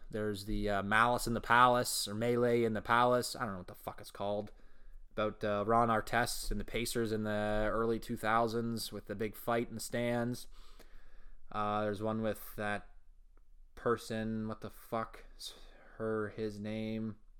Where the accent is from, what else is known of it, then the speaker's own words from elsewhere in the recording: Elmira, Ontario, Canada; That's my original hometown. Actually, you know, it's just my hometown